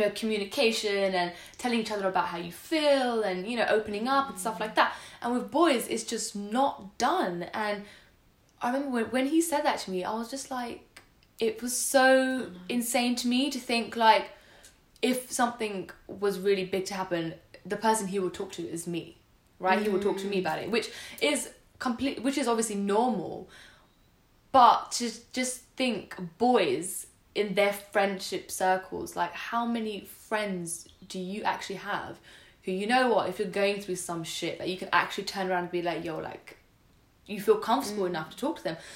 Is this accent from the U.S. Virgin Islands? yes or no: no; India; and we're both like you and I, we're we're Indian.